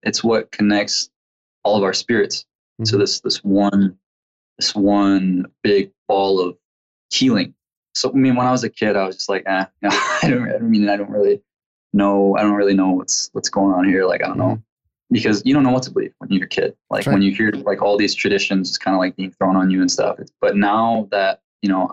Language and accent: English; Midwest, United States; I come from a tribe here in the Midwest